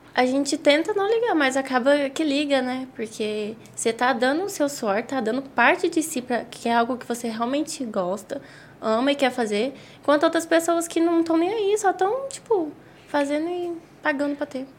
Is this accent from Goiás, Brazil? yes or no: yes; Caldas Novas, Goiás, Brazil; eu tinha 5 anos de idade quando eu vim para Caldas